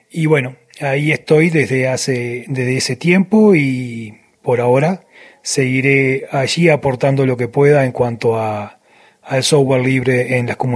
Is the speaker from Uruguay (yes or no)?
yes; Uruguay; now in Venezuela; soy un uruguayo viviendo hace tiempo, ya hace unos años en Venezuela.